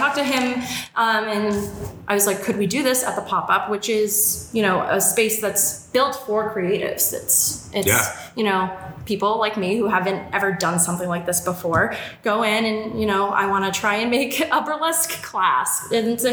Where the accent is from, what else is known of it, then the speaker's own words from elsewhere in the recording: Worcester, Massachusetts, United States; Worcester because this is my hometown